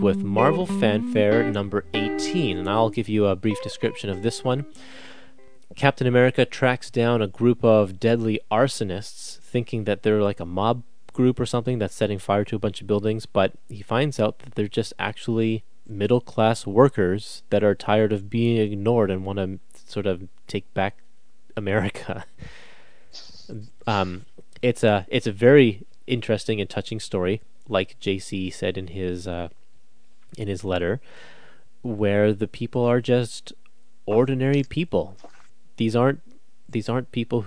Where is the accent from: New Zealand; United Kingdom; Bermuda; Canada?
Canada; I'm Canadian